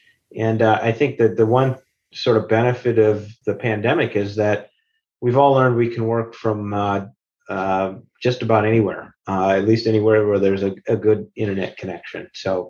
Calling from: Denver, Colorado, United States; I'm actually working from Denver, Colorado today.

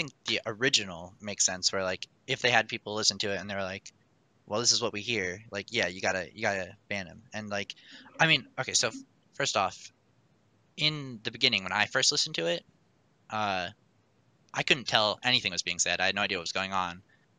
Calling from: Kenosha, Wisconsin, United States; I'm calling from Kenosha, Wisconsin.

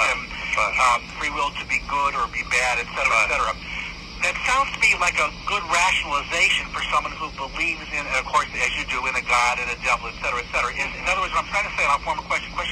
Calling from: West Hartford, Connecticut, United States; I'm calling from West Hartford, Connecticut.

